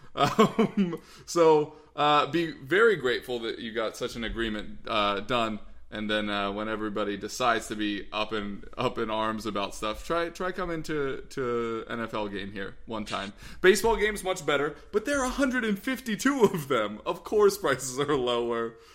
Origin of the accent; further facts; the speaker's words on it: United States; as an American